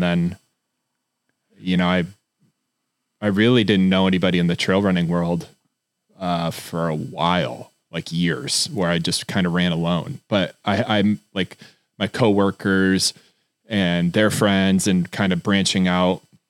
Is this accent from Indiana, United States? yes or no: yes; Fort Wayne, Indiana, United States; I grew up in Northern Indiana in a small town called Fort Wayne.